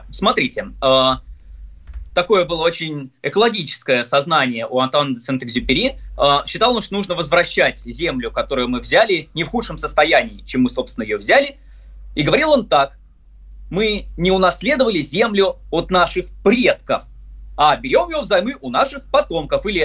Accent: Volgograd, Volgograd Oblast, Russia; also born or lived in Saint Petersburg; В Санкт-Петербурге я родился, а в Волгограде я вырос, поэтому оба эти города для меня очень близки.

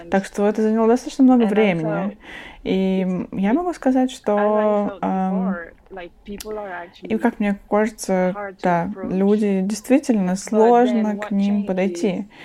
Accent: London, United Kingdom; Russian is a second language; Я э, родился и вырос в Лондоне, на северо-востоке Лондона.

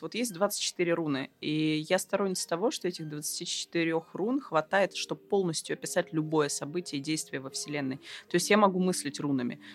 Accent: Siberia, Russia; я человек из Сибири

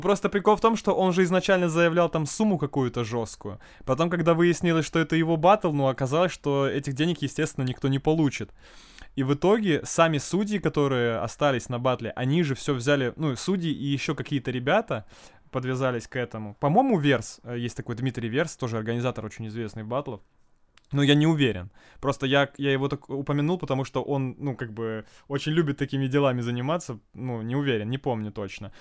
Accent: Ukraine; now in Murmansk, Russia; я украинец, да, и я хочу спеть на украинском

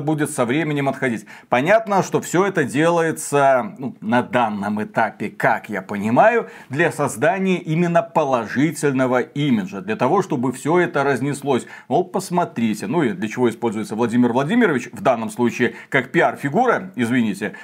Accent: Belarus; мы из Беларуси

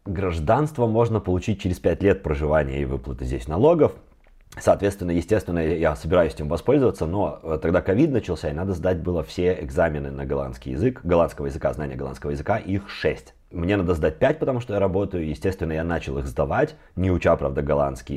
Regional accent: Minsk, Belarus; moved away as an adult; now in Amsterdam, Netherlands; я родился в Беларуси, сейчас я нахожусь в Амстердаме, и я переехала сюда из Минска в начале 2015 года.

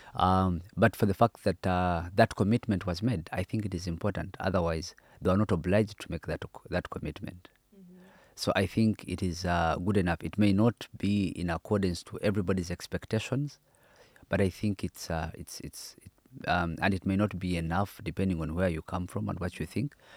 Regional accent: Uganda; I come from Uganda, which is an independent country

